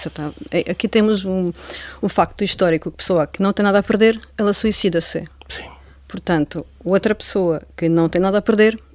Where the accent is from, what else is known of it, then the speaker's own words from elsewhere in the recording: Ukraine; now in Portugal; Eu, eu gostava de visitar a minha terra anualmente.